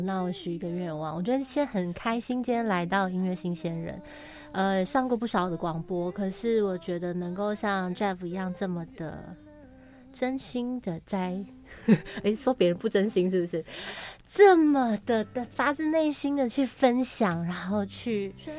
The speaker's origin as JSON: {"language": "Chinese", "region": "Taoyuan", "country": "Taiwan", "tie": "born or raised there", "moved": "yes", "said": "我奶奶又过世了，因为奶奶是带我长大的。很重要的一个亲人。然后我的老家桃园的家也被处理掉了"}